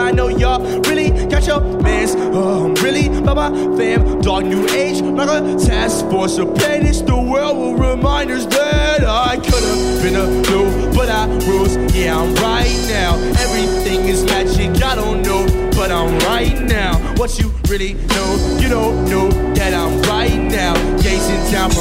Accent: Milwaukee, Wisconsin, United States; I am from Milwaukee, Wisconsin.

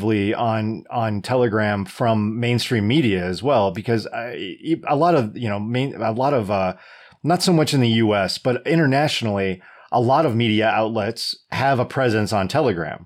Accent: United States; As an American

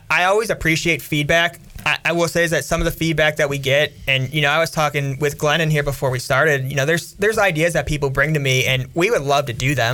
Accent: Cleveland, Ohio, United States

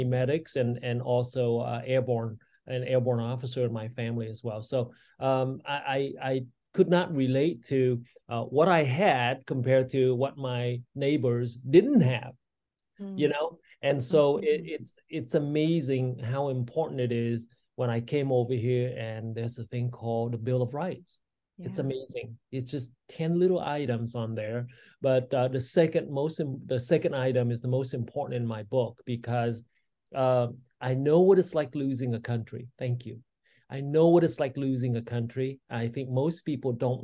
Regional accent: Vietnam; now in Arizona, United States; I grew up in, I was born in Vietnam back in 1962

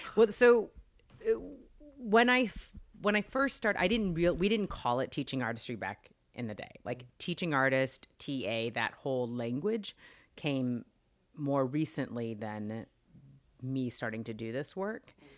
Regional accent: Los Angeles, California, United States; I actually grew up in Los Angeles

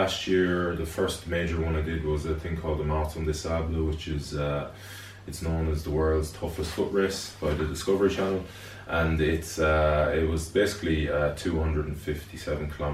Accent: Galway, Connacht, Ireland; I'm from Galway originally, from Renmore. I went to the Bish. I graduated the Bish in 1998

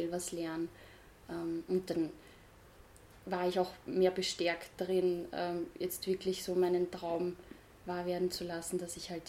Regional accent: Austria; Aber es gab auch nicht wirklich was, gerade bei uns in Österreich, das sich wirklich auf veganes Backen konzentriert

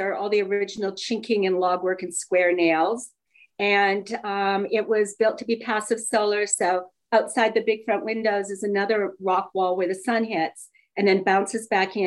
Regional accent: Calgary, Alberta, Canada; moved away; also born or lived in Edmonton, Alberta, Canada / Las Vegas; I was born in Edmonton, Alberta, Canada. I grew up in Calgary

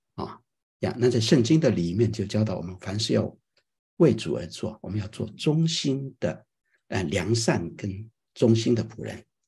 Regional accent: China; moved away; 我们从亚洲来，或者从中国来的人，我们作为一个基督徒

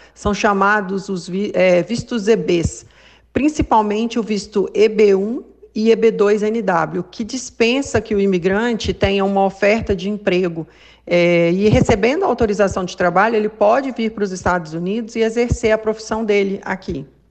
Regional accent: Belo Horizonte, Minas Gerais, Brazil; sou de BH também

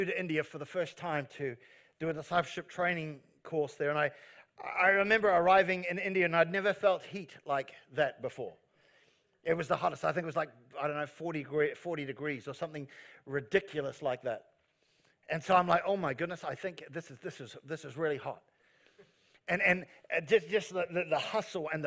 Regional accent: New Zealand; I'm a Kiwi

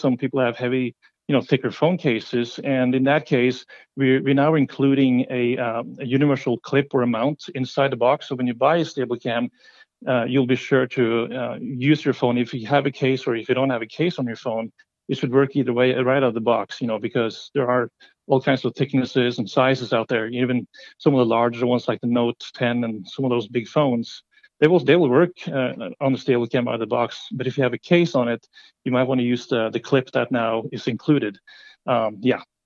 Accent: Norway; moved away; I'm from Norway originally

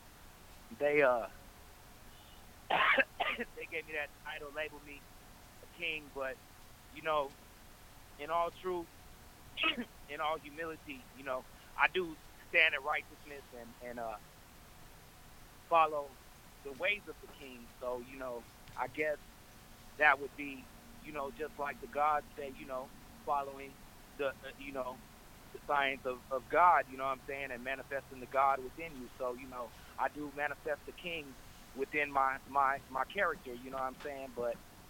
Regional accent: Anaheim, California, United States; now in Long Beach, United States; I grew up in Anaheim, in the Anaheim Hills

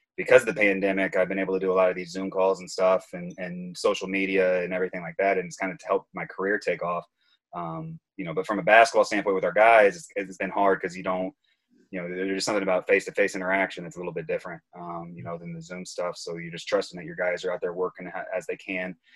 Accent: Auburn, Indiana, United States; also born or lived in Texas; now in Chicago, United States; I grew up in Auburn, Indiana.

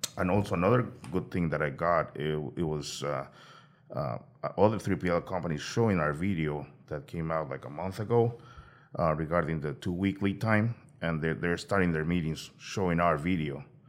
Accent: Peru; moved away; I'm originally from Peru

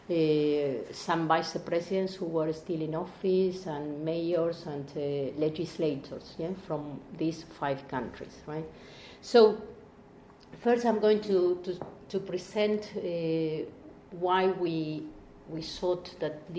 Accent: Argentina; we are both from Argentina

